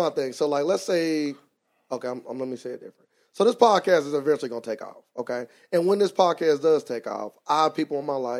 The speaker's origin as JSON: {"language": "English", "town": "Cincinnati", "region": "Ohio", "country": "United States", "said": "I'm from Cincinnati"}